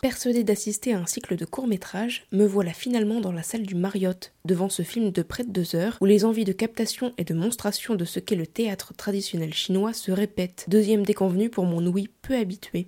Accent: Metz, Grand Est, France; moved away; je suis né à Metz et j'ai fait les beaux-arts de Metz là-bas pendant, 6 six ans.

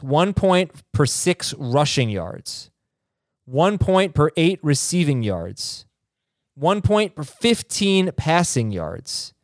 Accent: South Florida, United States; also born or lived in New York; I was born in New York. I grew up in South Florida.

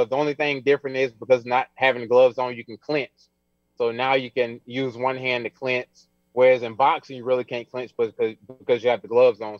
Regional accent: Alabama, United States; I'm from Alabama, so I produce a lot of power.

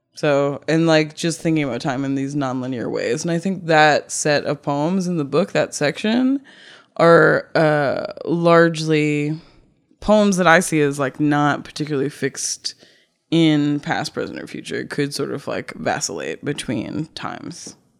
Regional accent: Cape Cod, Massachusetts, United States; moved away; also born or lived in Brooklyn; I grew up in Cape Cod

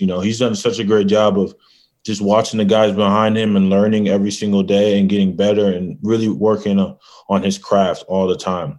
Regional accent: Michigan, United States; I'm from Michigan

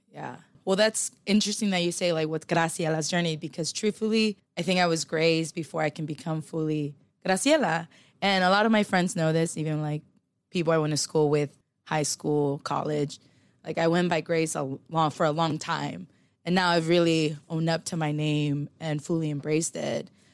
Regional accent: Los Angeles, California, United States; moved away; also born or lived in Philippines; I grew up in South Central and, you know, born and raised in L

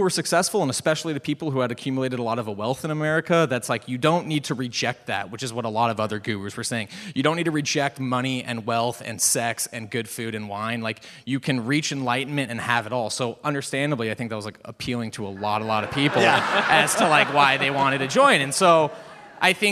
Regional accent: Los Angeles, California, United States; We grew up in Los Angeles in the 90s

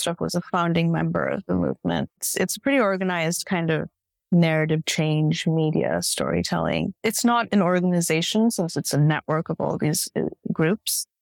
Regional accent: Bay Area, California, United States; also born or lived in India / San Francisco; I'm from the Bay Area originally, so I was in San Francisco for many years

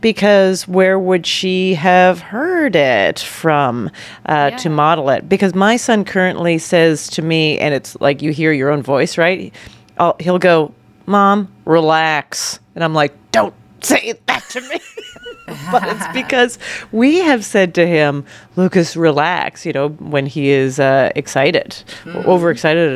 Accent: Canada; now in New York, United States; I grew up in Canada

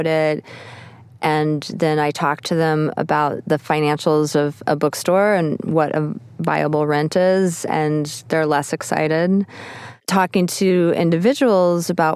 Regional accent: Texas, United States; moved away; I'm originally from Texas, and my family's from this small town

